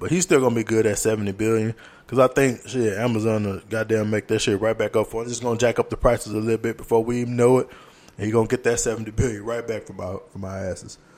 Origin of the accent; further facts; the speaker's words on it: Louisiana, United States; moved away; the school systems are dying down in Louisiana and they're combining schools in my hometown